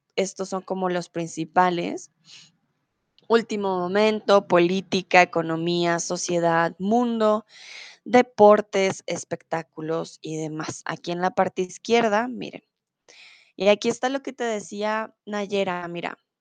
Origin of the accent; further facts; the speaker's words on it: Colombia; moved away as an adult; now in Germany; soy de Colombia